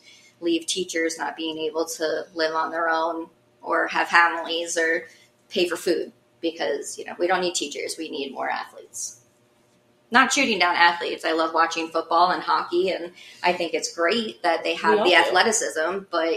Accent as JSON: {"language": "English", "town": "Baltimore", "region": "Maryland", "country": "United States", "tie": "born or raised there", "said": "I'm a Ravens fan and I grew up in Baltimore, that's why I'm a Ravens fan"}